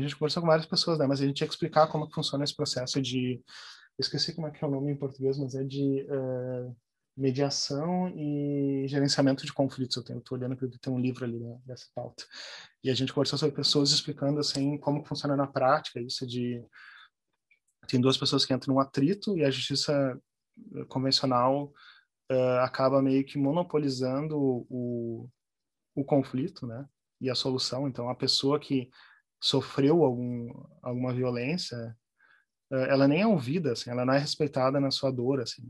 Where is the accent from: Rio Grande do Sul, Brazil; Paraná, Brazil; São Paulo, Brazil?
Rio Grande do Sul, Brazil; Porto Alegre; moved away as an adult; also born or lived in Santa Maria / Germany; Eu sou de Porto Alegre, fui para Santa Maria terminar o colégio e terminar o segundo grau e fazer a faculdade, voltei para Porto Alegre